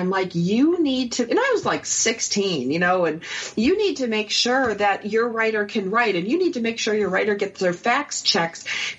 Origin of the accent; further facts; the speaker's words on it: Canandaigua, New York, United States; my hometown area, a little place called Canandaigua, New York